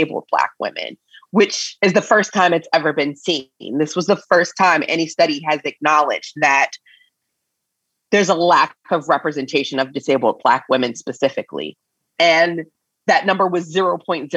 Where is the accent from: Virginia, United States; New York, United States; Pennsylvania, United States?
Pennsylvania, United States; Coatesville; now in California, United States; a small town called Coatesville. I grew up there.